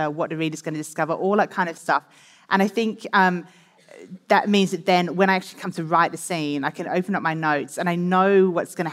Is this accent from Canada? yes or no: no; England, United Kingdom; moved away as an adult; now in Australia; I was born in England and I lived in England for quite a lot of my, you know, my teenage years and my first kind of working years as a journalist